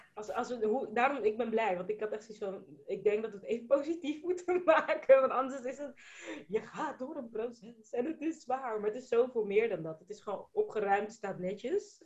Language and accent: Dutch; Netherlands; also born or lived in Spain / Brussels / Abu Dhabi; ik ben in Nederland geboren